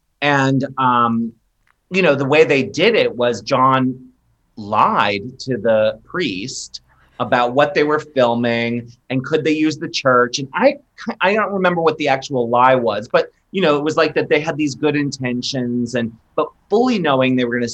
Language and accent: English; Maryland, United States; a kid growing up in Maryland